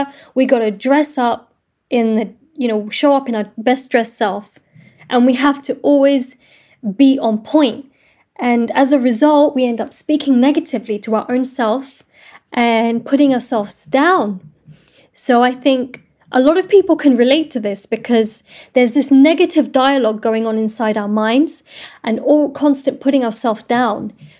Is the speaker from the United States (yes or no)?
no; London, United Kingdom; I was born and raised in London, and my parents are from Morocco originally, and so I'm Moroccan